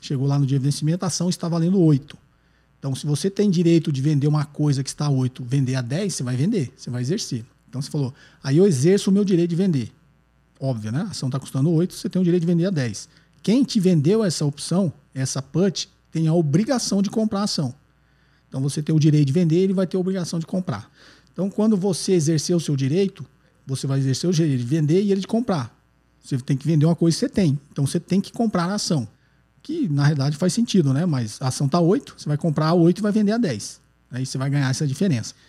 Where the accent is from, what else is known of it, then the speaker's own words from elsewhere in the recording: Nova Prata, Rio Grande do Sul, Brazil; eu sou de Nova Prata, na Serra Gaúcha.